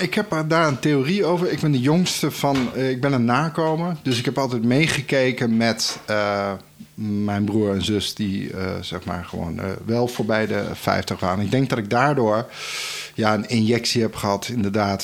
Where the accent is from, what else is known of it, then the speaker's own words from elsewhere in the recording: Netherlands; also born or lived in Naples, Italy; als uh, Nederlander